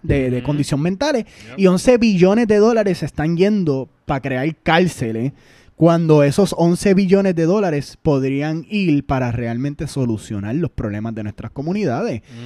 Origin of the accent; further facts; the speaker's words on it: Puerto Rico; Nosotros como boricua